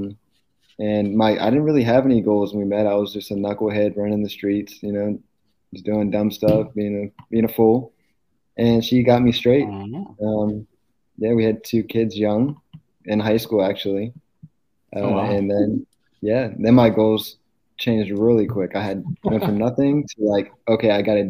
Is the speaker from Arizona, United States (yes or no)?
no; Pennsylvania, United States; moved away as an adult; also born or lived in California / Knoxville; now in Jacksonville, United States; we're from Pennsylvania